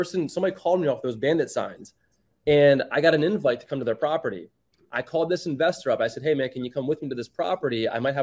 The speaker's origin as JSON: {"language": "English", "town": "York", "region": "Pennsylvania", "country": "United States", "tie": "born or raised there", "moved": "as an adult", "lives_now": "South Florida, United States", "said": "I grew up in a small town up north, York, Pennsylvania, born and raised. I was there until I was 30"}